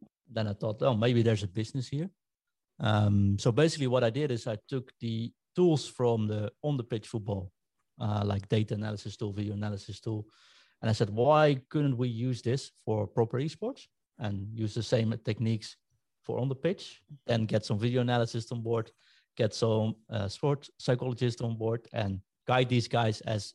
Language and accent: English; Rotterdam, South Holland, Netherlands; moved away; I'm from Rotterdam originally.